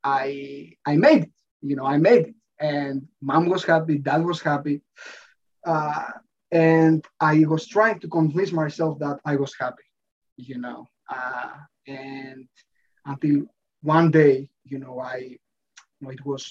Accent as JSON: {"language": "English", "town": "Athens", "region": "Attica", "country": "Greece", "tie": "born or raised there", "said": "I was born and raised in Athens, in Greece."}